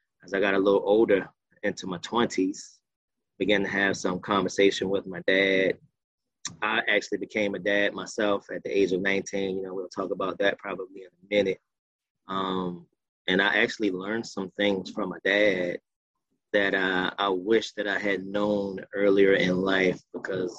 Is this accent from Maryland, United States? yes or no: yes; Baltimore, Maryland, United States; I was born here in Baltimore, still here. I was raised in a single parent household with my mom.